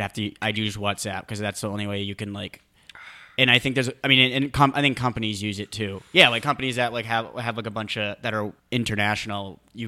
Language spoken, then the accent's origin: English; New England, United States; born there; I was born in New England. I'm a certified chowder head.